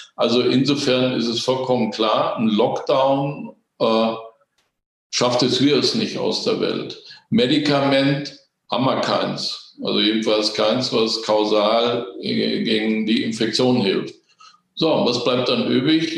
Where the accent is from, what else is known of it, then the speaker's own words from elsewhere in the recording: Germany; bei uns in Deutschland